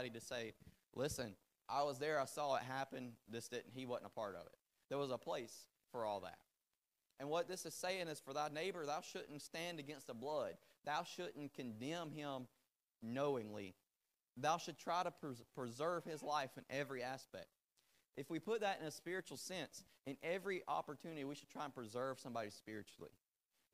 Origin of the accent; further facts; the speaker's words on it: the South, United States; first language English; I was born in South in America where we say yes ma'am whether you're married or not.